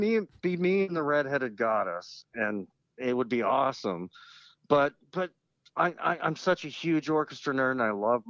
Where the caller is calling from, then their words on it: Oklahoma, United States; Actually, I'm in Oklahoma.